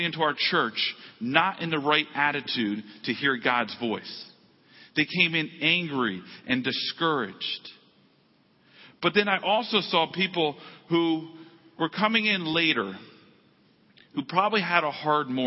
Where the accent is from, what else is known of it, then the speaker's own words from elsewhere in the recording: United States; how blessed I was as an American.